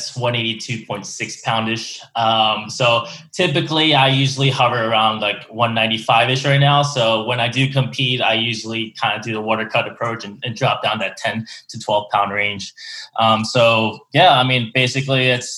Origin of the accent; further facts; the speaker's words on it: Philadelphia, Pennsylvania, United States; now in Houston, United States; I'm from the Philly area in Pennsylvania